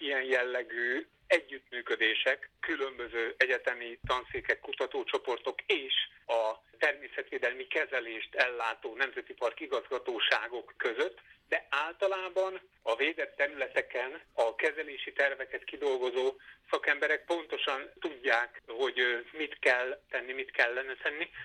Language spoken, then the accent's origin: Hungarian; Veszprém, Veszprém County, Hungary; moved away as an adult; also born or lived in Zala County; now in Debrecen, Hungary; Én már Veszprémben születtem, 18 éves koromig ott éltem, megkedveltem.